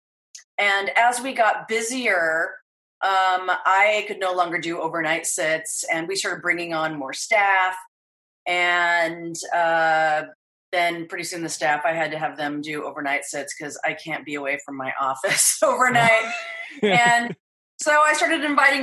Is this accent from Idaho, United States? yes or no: yes; Idaho, United States; also born or lived in San Francisco; now in Los Angeles, United States; I grew up in Idaho, and my life started with horses.